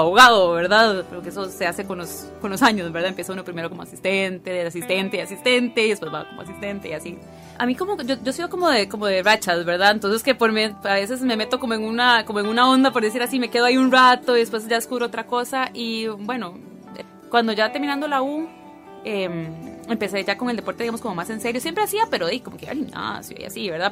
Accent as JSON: {"language": "Spanish", "region": "San José", "country": "Costa Rica", "tie": "born or raised there", "said": "nací en San José, de familia de migrantes"}